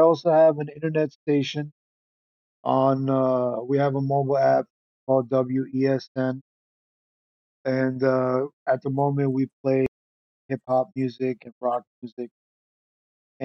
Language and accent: English; Pennsylvania, United States; I'm originally from Pennsylvania